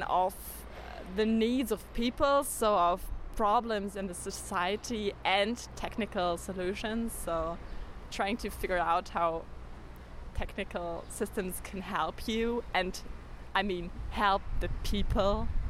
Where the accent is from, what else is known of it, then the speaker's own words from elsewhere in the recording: Osnabrück, Lower Saxony, Germany; I'm from Osnabrück, which is a very small city in Germany.